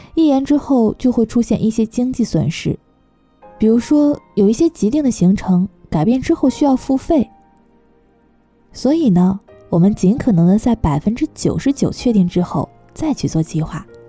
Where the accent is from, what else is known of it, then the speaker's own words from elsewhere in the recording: Taiwan; now in Germany; 我们从小住在台湾地区